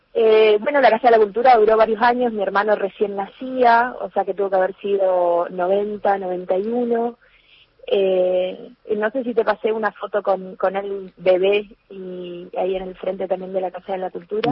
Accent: Alvear, Corrientes, Argentina; now in Corrientes, Argentina; cuando ellos vuelven a, eh, de, Corrientes a Alvear, eh, ya conmigo en brazos, porque yo nací aquí en Corrientes Capital

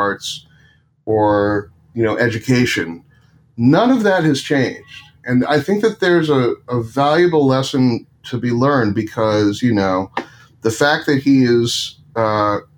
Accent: Westchester County, New York, United States; I grew up in Westchester County, and Jewish

